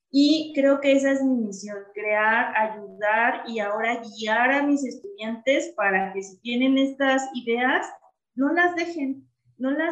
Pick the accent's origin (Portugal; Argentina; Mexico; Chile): Mexico; Mexico City; moved away as an adult; now in León, Mexico; yo soy de la Ciudad de México Em, y tengo tres años viviendo aquí en León. Precisamente me mudé por la, plaza que se, se abrió aquí de profesor investigador en La Salle.